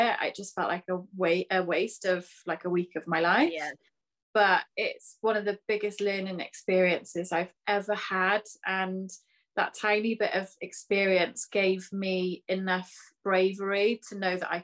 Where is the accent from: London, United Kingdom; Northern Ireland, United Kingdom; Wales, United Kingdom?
Wales, United Kingdom; Pembrokeshire; now in Cardiff, United Kingdom; I'm originally from Pembrokeshire